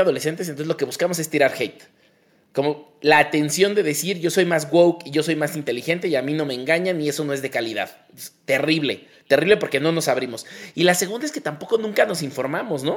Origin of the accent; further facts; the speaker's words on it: Mexico; como mexicanos somos permanentemente adolescentes